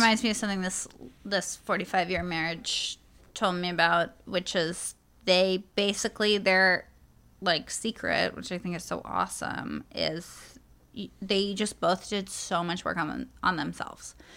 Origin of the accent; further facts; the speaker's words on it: New York City, New York, United States; I come from New York City.